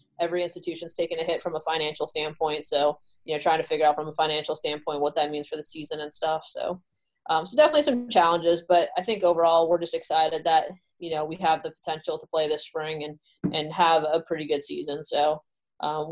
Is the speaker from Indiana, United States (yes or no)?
no; Southern California, United States; now in Rhode Island, United States; I was born in Southern California, so I live pretty close to the beach.